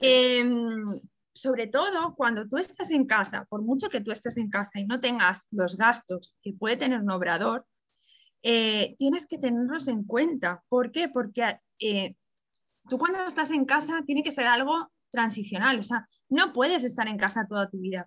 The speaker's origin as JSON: {"language": "Spanish", "town": "Barcelona", "region": "Catalonia", "country": "Spain", "said": "yo soy de Barcelona"}